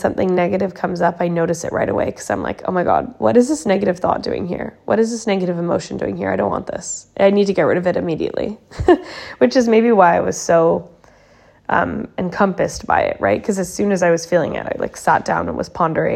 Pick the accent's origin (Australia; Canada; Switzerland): Canada; now in Sweden; I'm from Canada, but I live in Sweden, and I've lived in a few countries before this